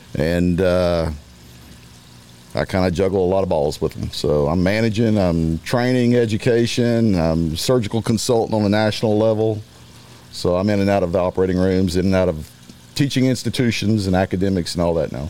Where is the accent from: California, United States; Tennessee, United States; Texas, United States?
Texas, United States; Beaumont; also born or lived in Louisiana; I grew up in Beaumont, Texas. Graduated from high school there.